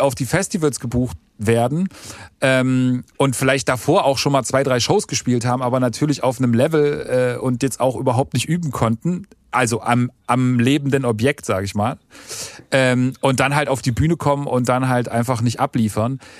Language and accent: German; East Germany, Germany; ich bin ja auch Ossi